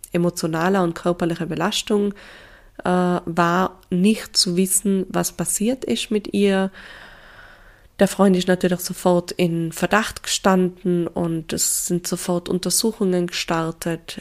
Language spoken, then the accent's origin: German; Tyrol, Austria; accent: Tyrolean dialect; also born or lived in Innsbruck; Ich bin aufgewachsen in Tirol mit meinen drei jüngeren Schwestern